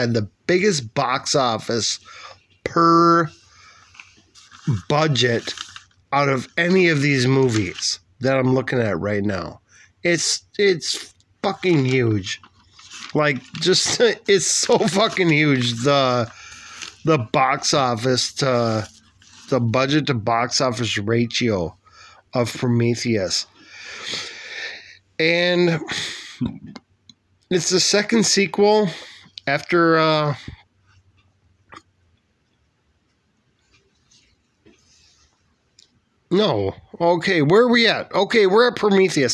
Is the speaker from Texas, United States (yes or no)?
no; Minnesota, United States; my home state, Minnesota